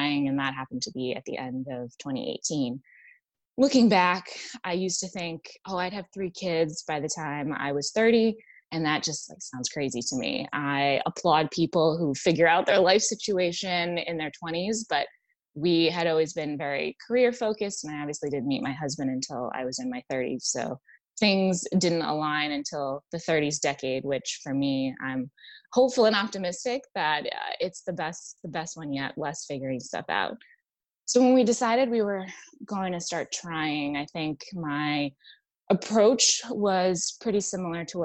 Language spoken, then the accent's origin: English; New England, United States; also born or lived in Washington, D.C. / Boston; now in Virginia, United States; I'm originally from New England.